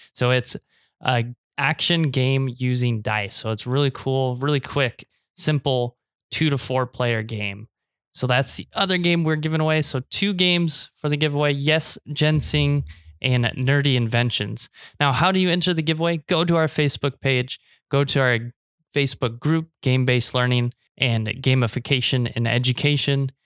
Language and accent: English; Nebraska, United States; born or raised there; now in Taiwan